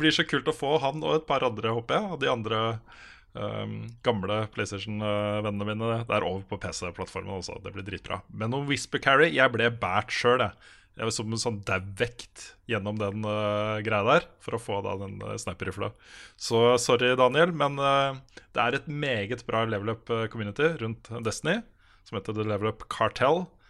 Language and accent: Norwegian; Moss, Østfold, Norway; moved away; Jeg er jo fra Moss